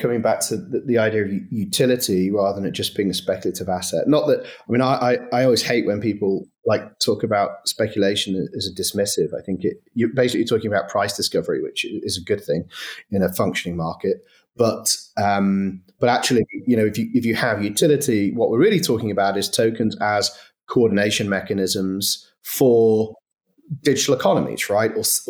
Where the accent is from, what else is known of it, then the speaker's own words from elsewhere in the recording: Manchester, North West England, United Kingdom; In fairness, I'm from Manchester. I definitely don't sound like I'm from Manchester.